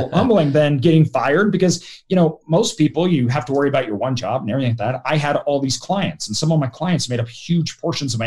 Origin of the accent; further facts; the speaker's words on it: Idaho, United States; I'm from Idaho.